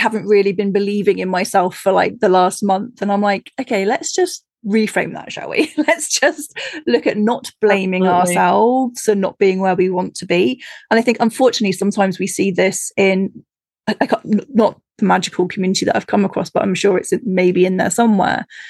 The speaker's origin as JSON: {"language": "English", "country": "United Kingdom", "said": "I being British"}